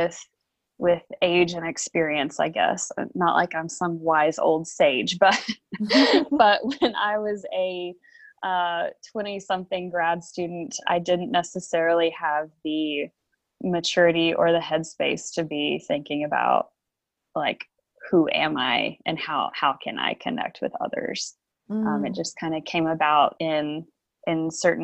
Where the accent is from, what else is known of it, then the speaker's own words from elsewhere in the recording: eastern Oklahoma, United States; moved away as an adult; I have lived most of my life in the state of Oklahoma. I grew up in the eastern side of the state